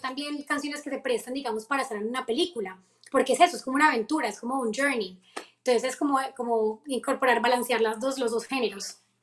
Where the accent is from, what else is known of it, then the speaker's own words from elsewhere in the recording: Colombia; now in United States; Y yo de Colombia